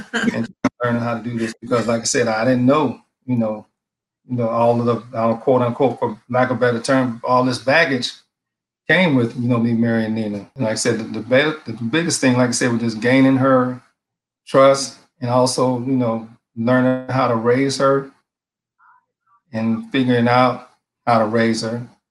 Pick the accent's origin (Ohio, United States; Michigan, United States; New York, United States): Michigan, United States; Detroit; now in Maryland, United States; I'm originally from Detroit, Michigan.